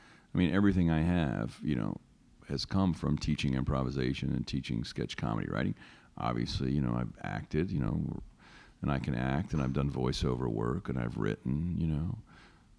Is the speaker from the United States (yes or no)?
yes; North Carolina, United States; now in New York, United States; Chick-fil-A, something I grew up with in North Carolina